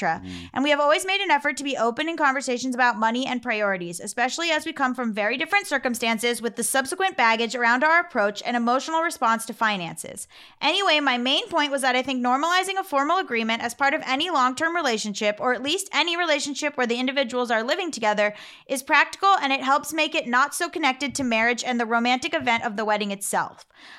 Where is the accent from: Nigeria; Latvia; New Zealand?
New Zealand; even though the American stuff isn't always relevant to me. I'm a Kiwi.